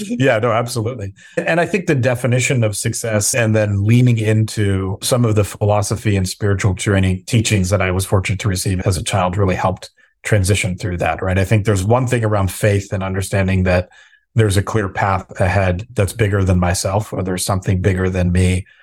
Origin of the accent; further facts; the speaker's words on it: Southern California, United States; also born or lived in Minnesota / Bay Area, California; I was born in Minnesota, but really you know, my upbringing was in Southern California.